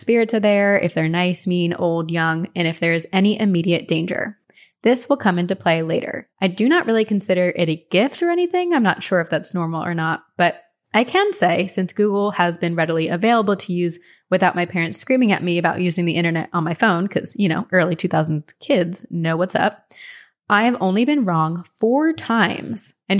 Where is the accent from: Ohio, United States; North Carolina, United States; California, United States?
Ohio, United States; Cleveland; also born or lived in Tampa, United States; I grew up in Cleveland and went to high school in Tampa and did my first year of college in Boston.